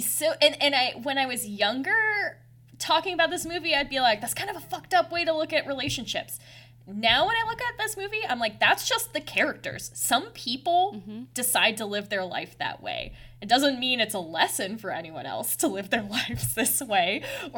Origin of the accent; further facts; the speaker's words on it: United States; I'm an American